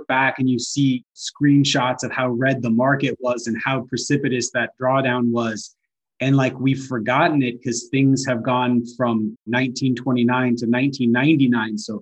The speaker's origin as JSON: {"language": "English", "region": "North Alabama", "country": "United States", "tie": "born or raised there", "moved": "yes", "lives_now": "Atlanta, United States", "said": "I grew up in North Alabama"}